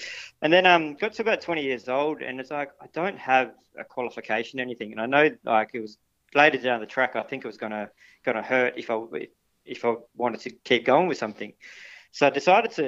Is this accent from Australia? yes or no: yes; Perth, Western Australia, Australia; now in Busselton, Australia; I grew up in Perth